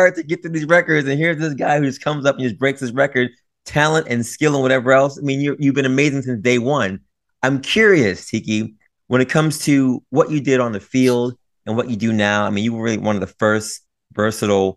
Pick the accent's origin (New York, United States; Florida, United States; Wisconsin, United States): New York, United States; New York City; being a New Yorker